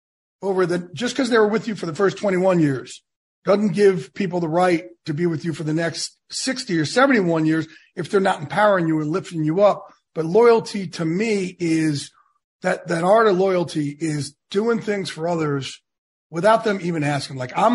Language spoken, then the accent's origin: English; New Jersey, United States; I'm a Jersey Shore guy.